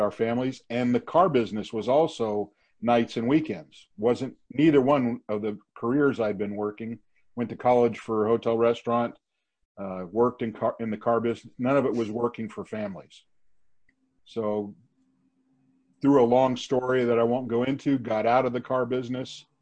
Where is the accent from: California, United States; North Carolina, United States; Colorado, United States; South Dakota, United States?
California, United States; Los Angeles; also born or lived in Simi Valley; I grew up in Van Nuys